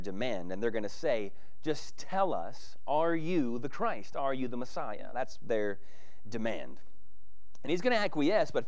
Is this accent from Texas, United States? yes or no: yes; Texas, United States; I'm a kid from Texas